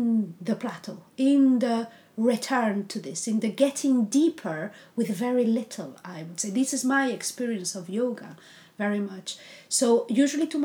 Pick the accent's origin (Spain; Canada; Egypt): Spain; English is a second language; moved away; I'm Spanish, so English is not my first language.